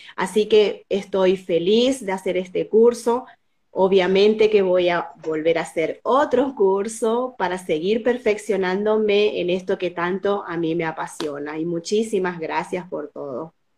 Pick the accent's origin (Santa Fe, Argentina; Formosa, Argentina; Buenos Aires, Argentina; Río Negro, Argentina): Formosa, Argentina; soy de Formosa